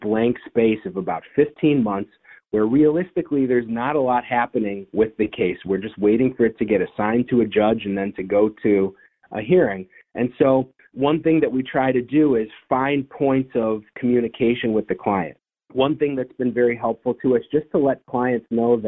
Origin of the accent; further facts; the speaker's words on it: Detroit, Michigan, United States; now in Cleveland, United States; I went to a special school growing up in Detroit for children that had ADHD